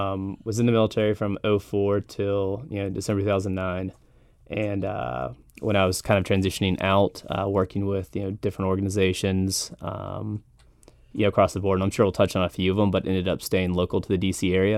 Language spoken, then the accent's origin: English; Oviedo, Florida, United States; also born or lived in Tampa Bay, United States / Brunswick, Georgia, United States; So I was born in Tampa Bay. Don't really remember it because we moved when I was around 5. And then went to Orlando, where we ended up in Seminole County in Oviedo, Florida. And then after that, we hopped up to Brunswick, Georgia, St. Simons Island area